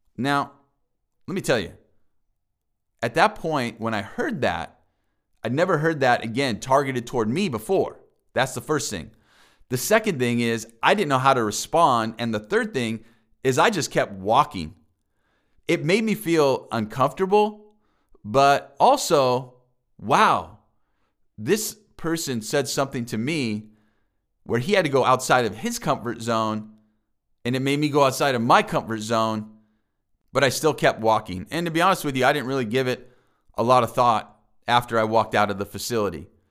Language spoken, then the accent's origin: English; La Mesa, California, United States; also born or lived in Kenosha, Wisconsin; I grew up specifically in La Mesa with my mom